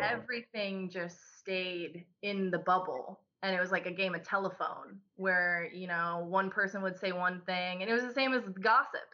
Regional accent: Mackinaw, Illinois, United States; also born or lived in Georgia; from the time that I was, like, three, I lived there, grew up there

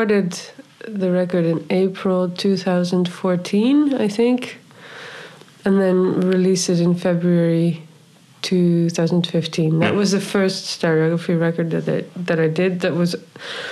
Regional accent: Friesland, Netherlands; also born or lived in New York; now in Amsterdam, Netherlands; I grew up in Friesland

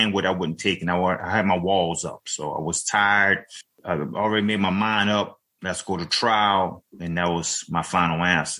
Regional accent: New Orleans, Louisiana, United States; now in Avondale, United States; from 9 years old on, because I grew up in New Orleans in Seven Ward.

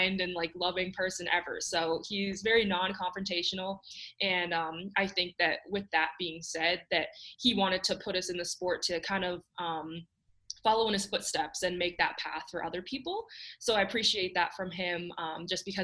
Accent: Canada; growing up in Canada

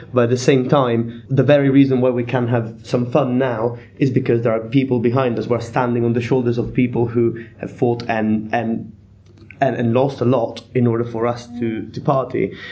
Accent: Italy; now in Bath, United Kingdom; I come from Italy

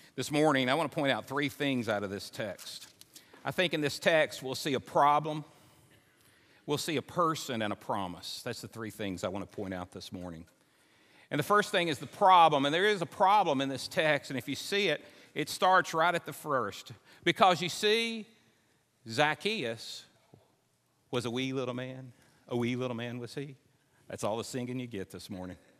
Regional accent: Simpson County, Kentucky, United States; I grew up in Simpson County.

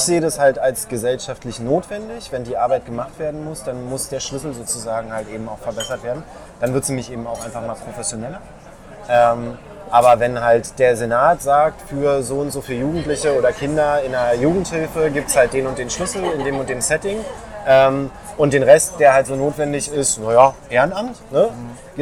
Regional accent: Berlin, Germany; Aber bin in Lichtenberg aufgewachsen

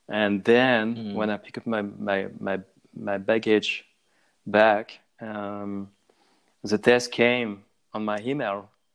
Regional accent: Tahiti, French Polynesia; English is a second language; also born or lived in Southeast France / Brittany; now in Biarritz, France; So I'm born in French Polynesia, so I grew up there in Tahiti, and then with my parents we moved back in France and live in southeast of France, in Mediterranean.

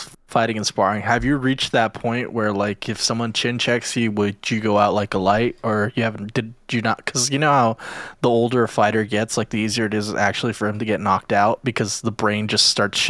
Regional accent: Nebraska, United States; I'm from Nebraska, dude.

